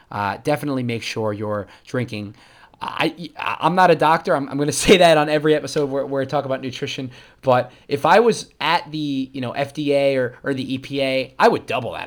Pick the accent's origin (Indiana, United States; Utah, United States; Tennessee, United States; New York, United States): New York, United States; I'm a New Yorker